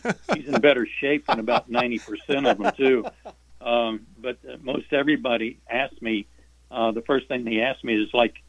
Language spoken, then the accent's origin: English; Norman, Oklahoma, United States; we had a drive-in movie theater in Norman, Oklahoma, my hometown.